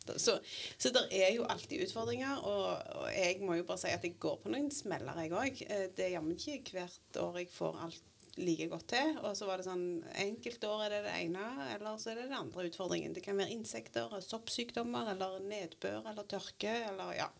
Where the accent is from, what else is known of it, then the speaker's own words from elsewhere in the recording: Grødem, Rogaland, Norway; jeg har vokst opp på Grødem, på mitt jordgård.